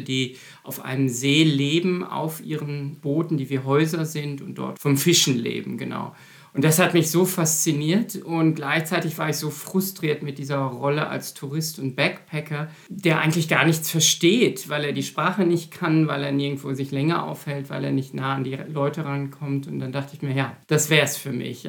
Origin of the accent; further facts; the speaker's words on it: Münster, North Rhine-Westphalia, Germany; moved away as an adult; also born or lived in Berlin / Heidelberg / Tübingen; now in Frankfurt, Germany; Ich komme aus Münster, nur eine Autostunde entfernt hier von Bochum und habe dort auch angefangen zu studieren